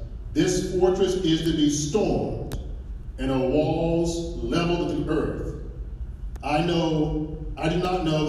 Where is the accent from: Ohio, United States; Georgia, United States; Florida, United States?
Georgia, United States; Augusta; my hometown of Augusta, Georgia.